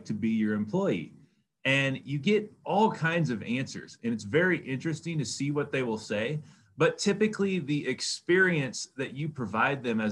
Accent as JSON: {"language": "English", "region": "Kansas", "country": "United States", "tie": "born or raised there", "said": "I was raised in Kansas"}